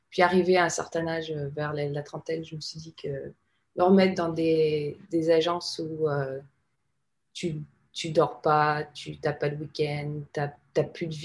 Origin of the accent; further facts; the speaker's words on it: France; now in United States; Non, non, non, je suis française. J'ai encore un visa de travail.